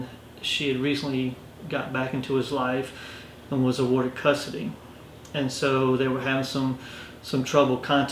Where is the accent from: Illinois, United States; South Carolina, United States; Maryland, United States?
South Carolina, United States; Orangeburg; moved away as an adult; now in Rock Hill, United States; I grew up in Orangeburg, graduated, came to Winthrop, and I stayed.